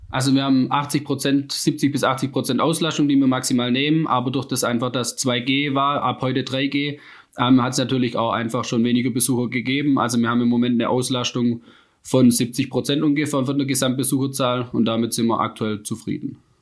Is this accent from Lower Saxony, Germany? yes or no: no; Rems-Murr district, Baden-Württemberg, Germany; moved away as an adult; now in Freudenstadt, Germany; ich komme ähm, ursprünglich aus dem Rems-Murr-Kreis